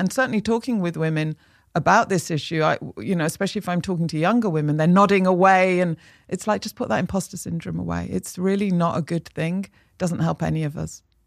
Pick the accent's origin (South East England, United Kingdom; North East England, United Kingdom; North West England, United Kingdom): North West England, United Kingdom; Manchester; I grew up in Manchester